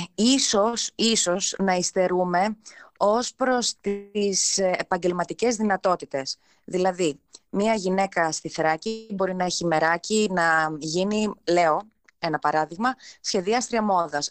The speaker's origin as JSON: {"language": "Greek", "town": "Alexandroupoli", "region": "Eastern Macedonia and Thrace", "country": "Greece", "tie": "born or raised there", "said": "γεννήθηκα και μεγάλωσα στην Αλεξανδρούπολη."}